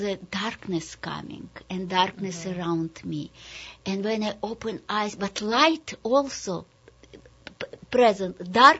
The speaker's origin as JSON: {"language": "English", "town": "Sharhorod", "region": "Vinnytsia Oblast", "country": "Ukraine", "tie": "born or raised there", "also_born_or_lived": "Kazakhstan", "second_language": "English", "said": "Yes, I grew up when I was born in Kazakhstan. And then my mother brought me to Ukraine, where in the little shtetl, Jewish shtetl, my grandmother was."}